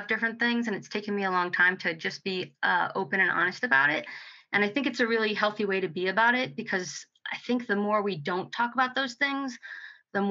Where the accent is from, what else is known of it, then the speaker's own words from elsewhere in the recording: New Jersey, United States; moved away as an adult; also born or lived in New York / Delaware / Montana / West Coast; I was born in New York, but I grew up in New Jersey